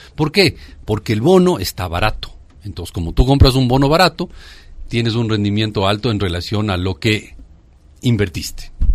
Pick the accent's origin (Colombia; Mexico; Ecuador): Ecuador